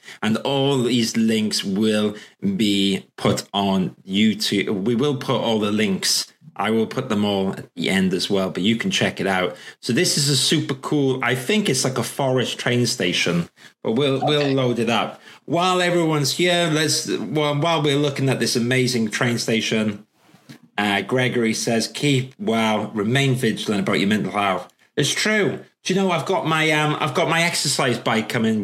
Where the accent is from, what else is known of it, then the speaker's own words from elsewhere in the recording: Welsh, Wales, United Kingdom; I'm Welsh. I'm proud to be Welsh.